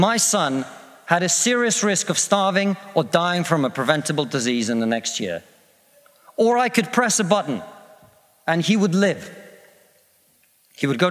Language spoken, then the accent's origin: English; Russia; now in United Kingdom; I come from Russia, which is not a poor country, it's a middle-income country.